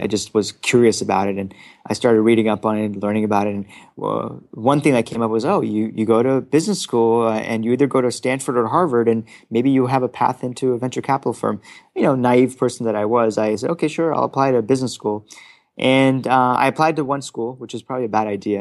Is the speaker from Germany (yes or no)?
yes; Frankfurt, Hesse, Germany; now in Palo Alto, United States; as a child, uh, growing up in Frankfurt, Germany